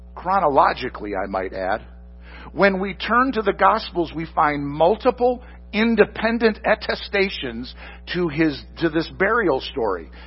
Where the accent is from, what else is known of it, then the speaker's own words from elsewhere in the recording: Michigan, United States; moved away; I'm from Michigan originally